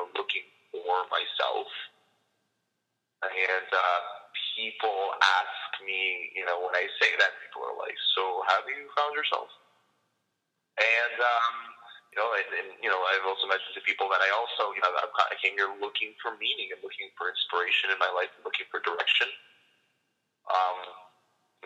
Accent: Canada; moved away as an adult; now in Israel; I'm actually originally from Canada

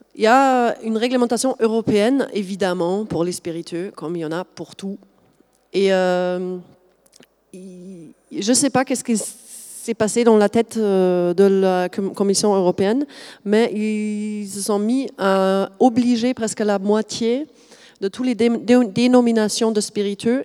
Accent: Germany; accent: German; French is a second language; now in France; je suis allemande de, base, vous avez peut-être noté le petit accent.

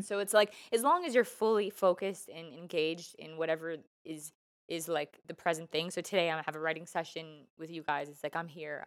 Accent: Canada; also born or lived in Vancouver / Toronto; I love being Canadian

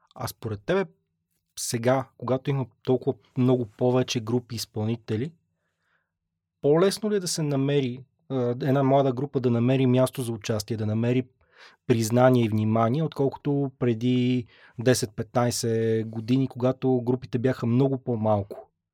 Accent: Pazardzhik, Pazardzhik Province, Bulgaria; аз съм от Пазарджик родом

